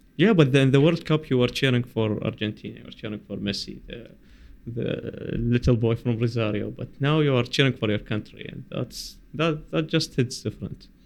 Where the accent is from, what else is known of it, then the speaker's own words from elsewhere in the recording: Basra, Basra Governorate, Iraq; I am from Basra